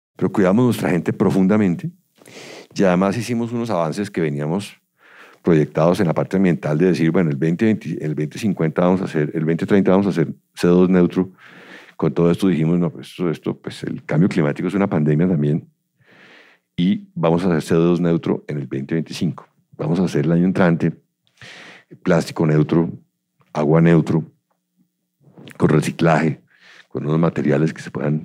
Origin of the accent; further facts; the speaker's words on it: Cajicá, Cundinamarca, Colombia; yo crecí en Cajicá, vivíamos allá veníamos todos los días colegio de Bogotá